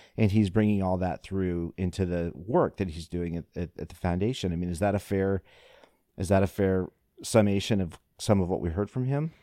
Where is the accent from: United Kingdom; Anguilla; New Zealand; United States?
United States; Iowa; my home state of Iowa